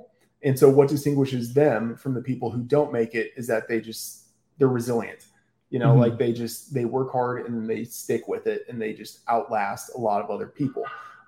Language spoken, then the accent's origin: English; Texas, United States; I grew up in Texas and, you know, Cowboys fan